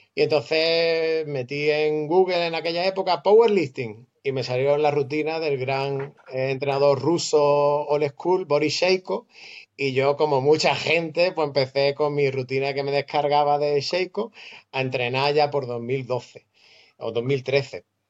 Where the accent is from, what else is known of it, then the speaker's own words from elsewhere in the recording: Málaga, Andalusia, Spain; vivo en Málaga, nacido en Málaga, de madre argentina